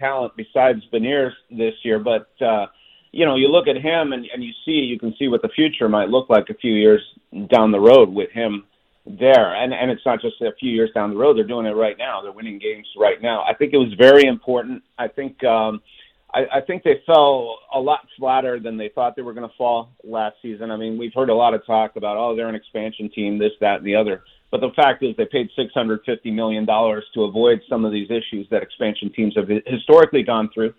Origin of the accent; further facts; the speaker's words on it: Montreal, Quebec, Canada; now in Seattle, United States; I grew up in Montreal